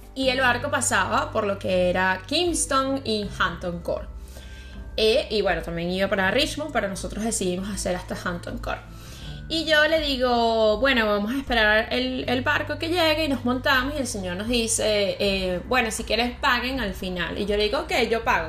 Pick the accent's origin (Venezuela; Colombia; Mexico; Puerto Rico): Venezuela; moved away; yo soy de Venezuela.